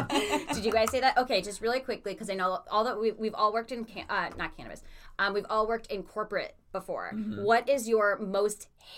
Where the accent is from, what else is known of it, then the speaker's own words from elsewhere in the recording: outside of Milwaukee, Wisconsin, United States; moved away; growing up outside of Milwaukee, Wisconsin.